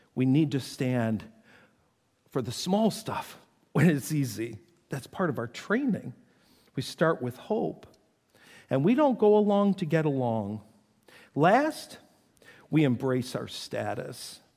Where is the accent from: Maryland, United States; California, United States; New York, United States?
New York, United States; North Tonawanda; I grew up in North Tonawanda, New York, and it was right on the Niagara River